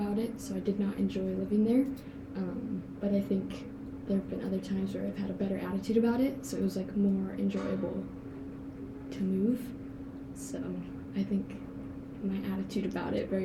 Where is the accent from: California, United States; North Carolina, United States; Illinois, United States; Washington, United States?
Illinois, United States; Chicago; I still say Chicago because like I moved within Chicago, or like suburbs of Chicago